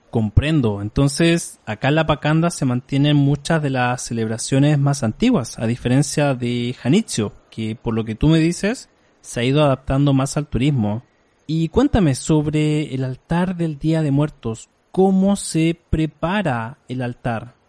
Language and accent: Spanish; Chile; En mi país, Chile, no hay nada similar en estas fechas